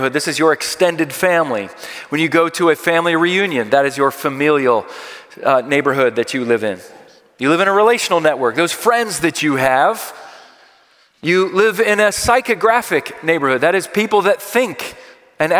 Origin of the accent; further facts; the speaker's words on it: Philadelphia, Pennsylvania, United States; I am from Philadelphia